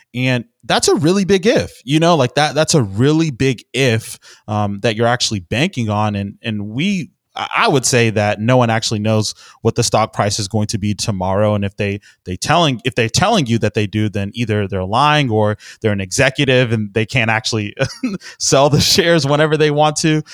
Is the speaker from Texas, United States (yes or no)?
yes; Houston, Texas, United States; I'm from Houston, Texas